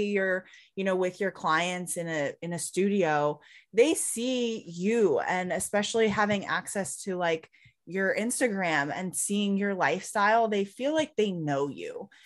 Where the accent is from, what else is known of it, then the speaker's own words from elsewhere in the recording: Highlands Ranch, Colorado, United States; I grew up, um, in Highlands Ranch, so, like, south